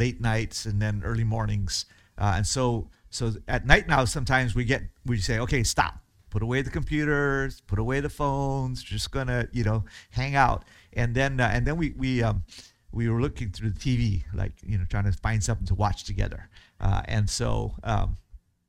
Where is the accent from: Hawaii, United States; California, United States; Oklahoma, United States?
Hawaii, United States; moved away as an adult; in Hawaii where I grew up and our church there